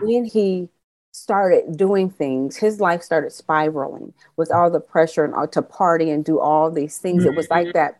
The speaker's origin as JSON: {"language": "English", "region": "California", "country": "United States", "said": "I'm from California"}